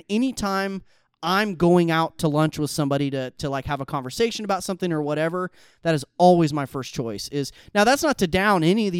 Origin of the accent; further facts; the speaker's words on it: Midwest, United States; I'm from the Midwest. I'm a Midwesterner.